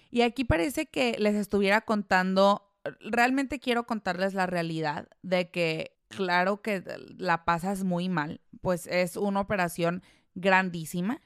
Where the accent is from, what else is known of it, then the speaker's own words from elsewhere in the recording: La Piedad, Michoacán, Mexico; moved away; en La Piedad, eh, que es de donde yo soy, en mi casa